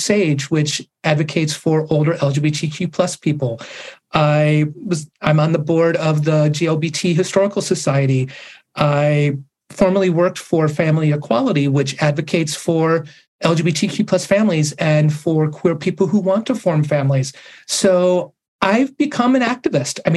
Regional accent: Sandusky, Ohio, United States; moved away as an adult; also born or lived in Pennsylvania; moving back to my hometown of Sandusky, Ohio last year, coming back to my roots

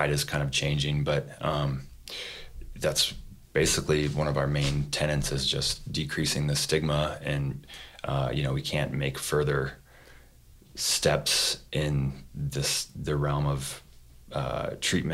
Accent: Monument, Colorado, United States; now in Denver, United States; we grew up down in Monument

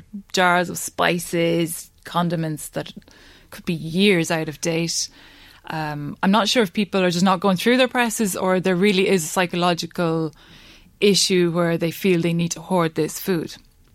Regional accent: Ireland; As Irish people

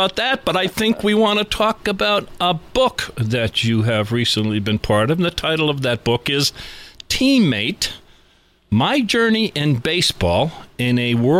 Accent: Scranton, Pennsylvania, United States; we are sitting in my hometown of Scranton, Pennsylvania.

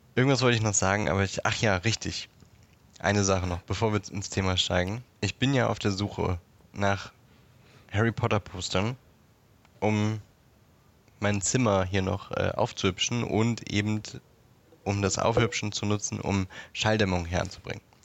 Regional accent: Berlin, Germany; wo ich in Berlin geboren bin

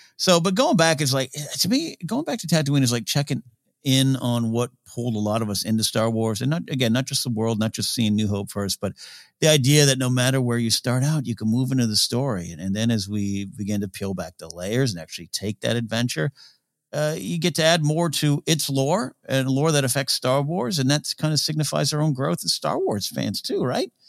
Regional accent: Pismo Beach, California, United States; I grew up on the sand. Uh, the beach is there so, so, uh, close to me in my hometown of Pismo Beach

